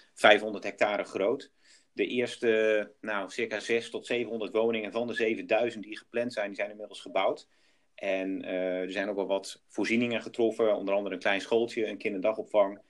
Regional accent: Groningen, Netherlands; ben ik ook geboren en getogen Groningen

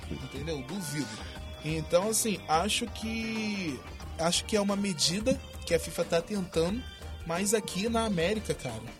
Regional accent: Brazil; A gente é brasileiro e a gente sabe que nós somos malandros, né?

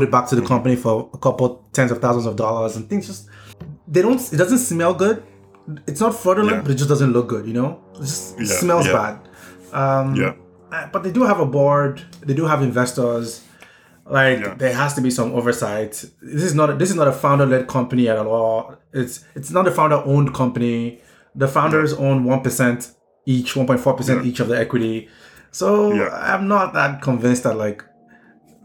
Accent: Nigeria; as a Nigerian

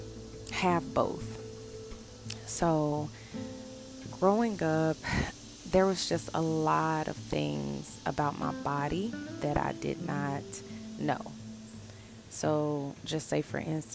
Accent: the South, United States; I'm from the South, and I was raised by my grandmother

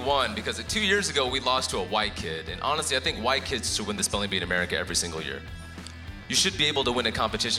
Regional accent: South India, India; I'm from South India too. We're a little bit different over there.

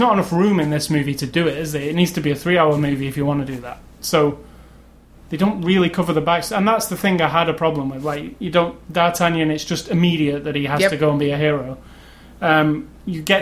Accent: England, United Kingdom; I'm English

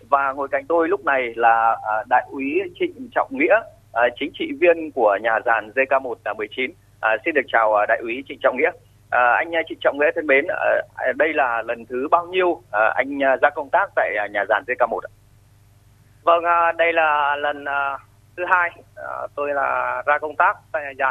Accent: Thanh Hóa, Vietnam; Dạ, em quê ở Thanh Hóa.

